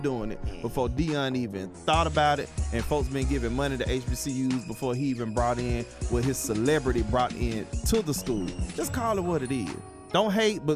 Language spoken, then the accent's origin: English; Atlanta, Georgia, United States; I work my behind off in Atlanta, what I do. And I'm in my hometown.